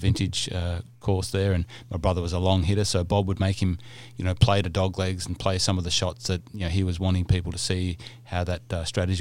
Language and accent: English; Cessnock, New South Wales, Australia; So where I grew up in the Hunter Valley, it's a little town called Cessnock, which is the gateway to the Hunter Valley vineyards.